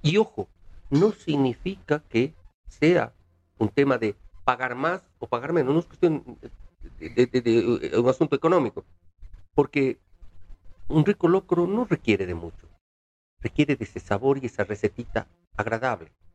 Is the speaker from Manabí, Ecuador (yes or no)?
no; Cuenca, Azuay, Ecuador; now in Quito, Ecuador; soy cuencano, soy ecuatoriano, quiero esta hermosa ciudad de Quito porque soy cuencano de nacimiento quiteño de corazón